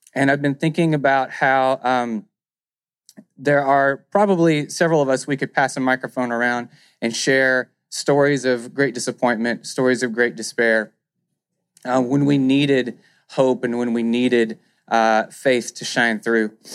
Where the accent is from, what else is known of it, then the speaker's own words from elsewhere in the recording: near Stamps, Arkansas, United States; Stamps, Arkansas, near where I grew up